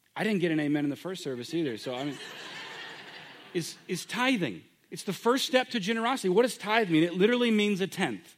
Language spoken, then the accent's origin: English; United States